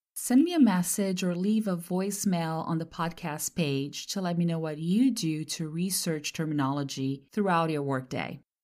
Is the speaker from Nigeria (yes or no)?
no; Brazil; first language Portuguese; English is a second language; moved away as an adult; now in California, United States; from my second language to my mother tongue, since I'm from Brazil. Once I moved to California back in the early two thousands